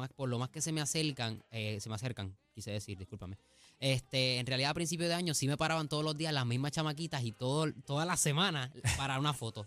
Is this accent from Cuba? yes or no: no; Cidra, Puerto Rico; mi pueblo de Sidra